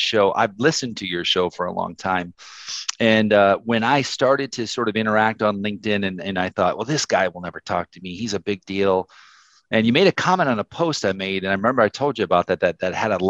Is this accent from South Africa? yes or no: no; South Dakota, United States; also born or lived in Minneapolis; I'm from South Dakota.